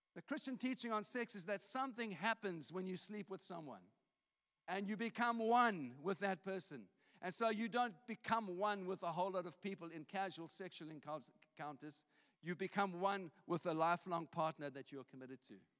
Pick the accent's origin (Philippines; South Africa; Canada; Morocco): South Africa; now in St Albans, United Kingdom; I grew up in South Africa